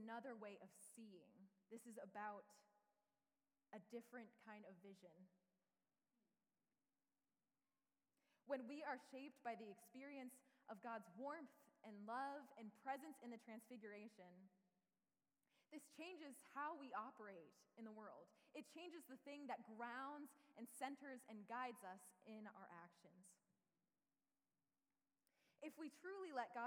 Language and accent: English; United States; Being a Japanese American